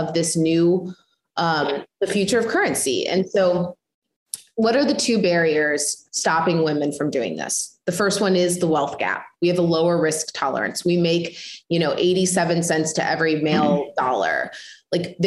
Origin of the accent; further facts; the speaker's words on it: Midwest, United States; I come from the Midwest